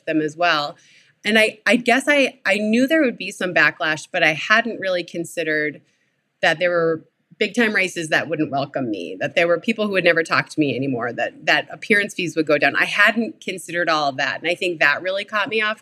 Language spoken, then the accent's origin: English; Minnesota, United States; I grew up in Minnesota